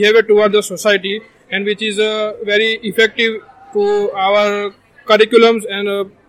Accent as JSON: {"language": "English", "country": "India", "moved": "yes", "lives_now": "Canada", "said": "I'm from India."}